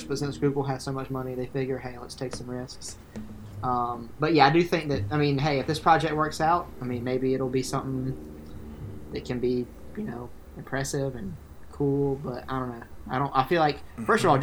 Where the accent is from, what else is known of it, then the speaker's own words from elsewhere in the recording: the South, United States; we're from the South